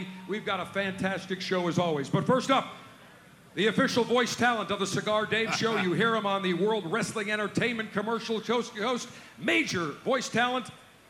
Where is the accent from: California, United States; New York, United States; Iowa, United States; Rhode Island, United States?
New York, United States; Buffalo; Welcome to my hometown of Buffalo, New York for Alpha Male Pleasure Maneuvers.